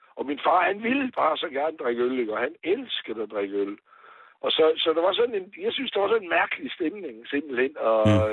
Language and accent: Danish; Aarhus, Central Denmark Region, Denmark; also born or lived in Faroe Islands; Jeg er vokset op ved siden af hospital i Rigskov